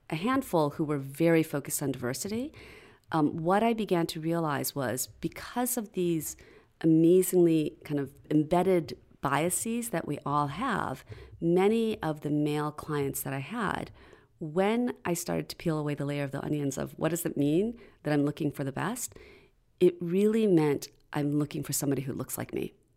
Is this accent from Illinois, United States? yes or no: yes; outside of Chicago, Illinois, United States; moved away as an adult; also born or lived in Philadelphia; I grew up outside of Chicago